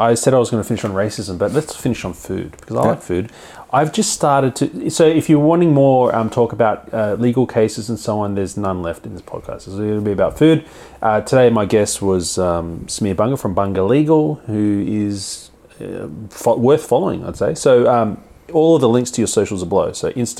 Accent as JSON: {"language": "English", "country": "China", "said": "I'm a Chinese man."}